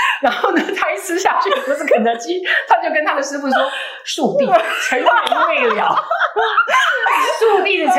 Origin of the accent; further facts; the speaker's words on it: Taiwan; 而且我们台湾人在中秋节的时候送蛋挞，